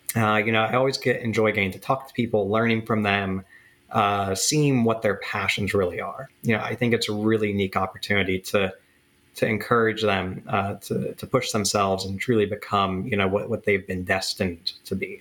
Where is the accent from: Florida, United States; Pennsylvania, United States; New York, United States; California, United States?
Pennsylvania, United States; Central; growing up in Central PA